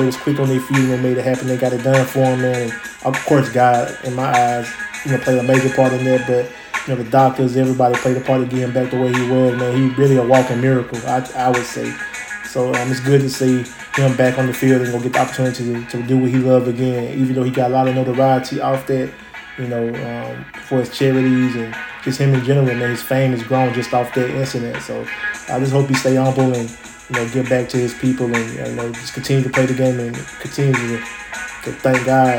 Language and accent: English; Alabama, United States; I'm not an Alabama fan. I'm from Alabama. I'm not an Alabama fan.